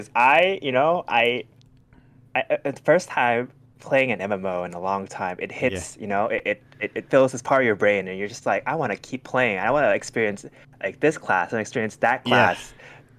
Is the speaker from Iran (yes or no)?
no; Thailand; now in Northern California, United States; I grew up in Thailand.